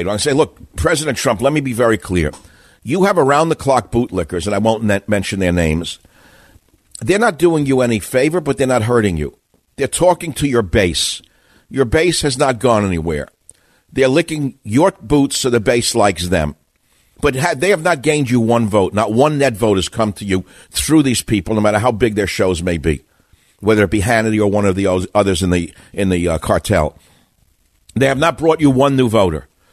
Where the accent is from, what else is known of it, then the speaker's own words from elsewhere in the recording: New York City, New York, United States; I'm from Queens.